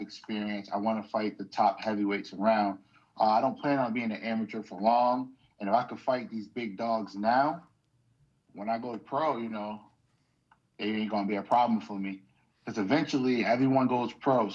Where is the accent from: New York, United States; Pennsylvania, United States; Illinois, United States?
New York, United States; New York City; now in Western Massachusetts, United States; I'm originally from New York. I always got to let it be known. I'm from Brooklyn, New York